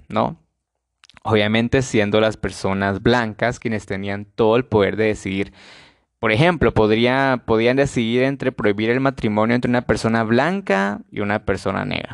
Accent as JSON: {"language": "Spanish", "country": "Guatemala", "said": "para Guatemala, para mi país"}